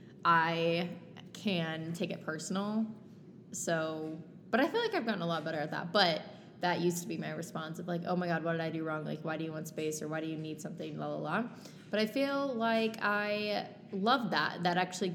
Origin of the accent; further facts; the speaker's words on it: Texas, United States; I'm from Texas